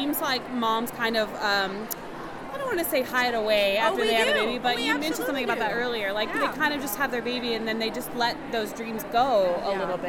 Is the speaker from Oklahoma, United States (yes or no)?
yes; Oklahoma, United States; Shut your mouth. I'm from Oklahoma.